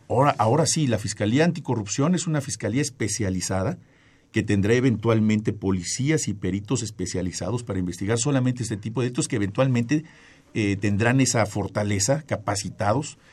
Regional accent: Mexico; como mexicanos

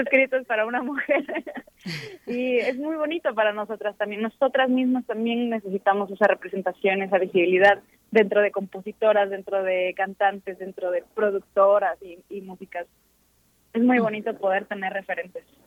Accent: Veracruz, Mexico; moved away as an adult; also born or lived in Xalapa, Veracruz; now in Mexico City, Mexico; somos de Veracruz

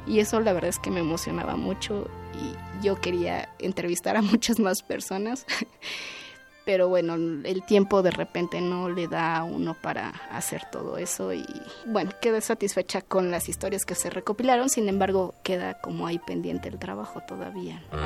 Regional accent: Mexico City, Mexico; Yo soy originaria de Milpa Alta, que es uno de los pueblos del sur de la Ciudad de México

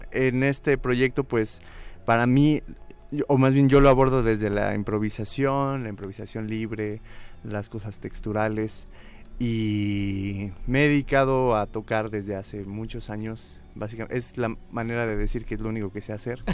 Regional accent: Ecatepec, State of Mexico, Mexico; Soy de Catepec

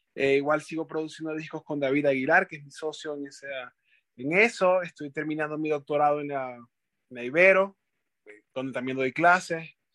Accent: Maracaibo, Zulia, Venezuela; moved away as an adult; now in Mexico; Maracaibo, donde soy

